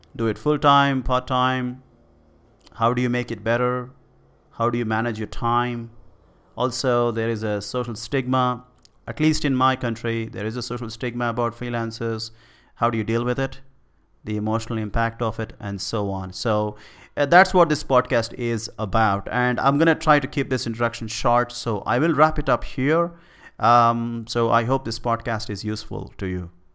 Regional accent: India; I am from India

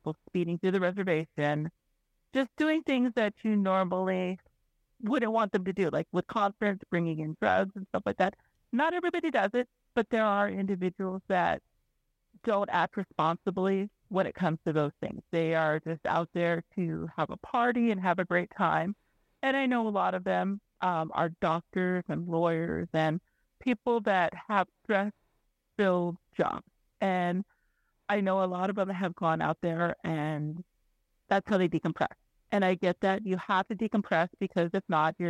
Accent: Reno, Nevada, United States; also born or lived in Pyramid Lake, Nevada; I'm from the Reno Sparks Indian Colony

